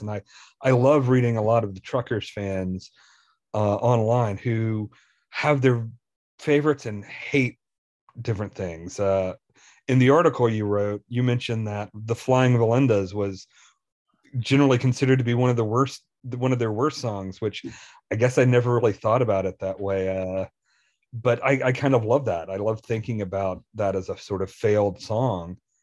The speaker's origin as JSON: {"language": "English", "town": "Selmer", "region": "Tennessee", "country": "United States", "tie": "born or raised there", "moved": "yes", "lives_now": "Indiana, United States", "said": "Selmer, where I grew up"}